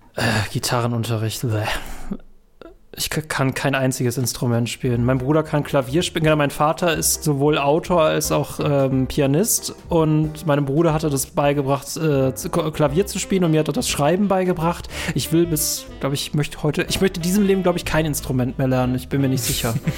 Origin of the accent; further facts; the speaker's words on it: North Rhine-Westphalia, Germany; also born or lived in Bonn; wir in NRW